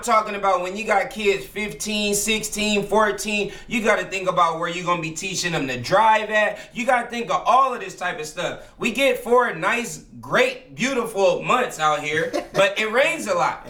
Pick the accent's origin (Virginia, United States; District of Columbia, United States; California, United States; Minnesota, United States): California, United States; now in Portland, United States; We're from California